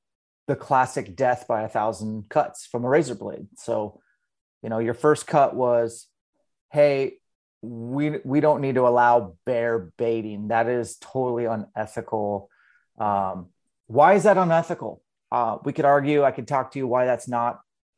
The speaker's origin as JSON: {"language": "English", "region": "Washington", "country": "United States", "tie": "born or raised there", "said": "Yeah, man, I'm from Eastern Washington. Kind of born and raised."}